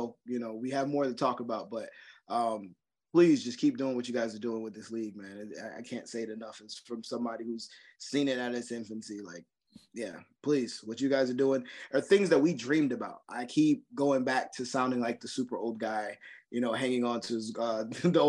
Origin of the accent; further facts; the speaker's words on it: Roselle, New Jersey, United States; moved away as an adult; now in North Carolina, United States; that was my hometown where I grew up